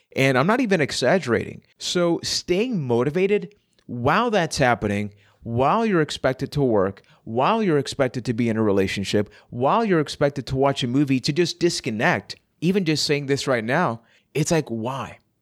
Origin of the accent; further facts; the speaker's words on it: Puerto Rico; I am from Puerto Rico